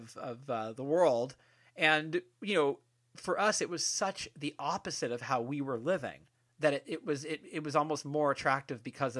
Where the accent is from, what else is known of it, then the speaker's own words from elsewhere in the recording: Bay Area, California, United States; I'm from California, I'm from the Bay Area